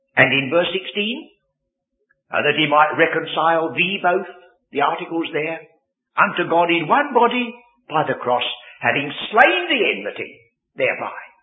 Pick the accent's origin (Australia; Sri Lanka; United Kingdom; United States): United Kingdom; England; born English people